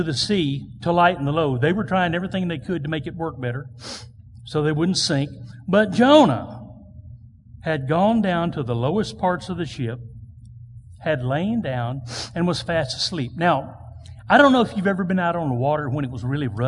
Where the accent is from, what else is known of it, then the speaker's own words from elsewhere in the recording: United States; I am proud to be an American. So thankful to be born in this country.